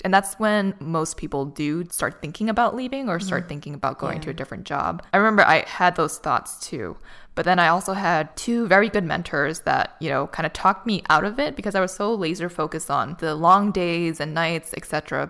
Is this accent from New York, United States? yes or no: no; Boston, Massachusetts, United States; moved away as an adult; now in Los Angeles, United States; when I was in Boston, which is my hometown, it was very complacent. Like everything was just super stable. I was living at home still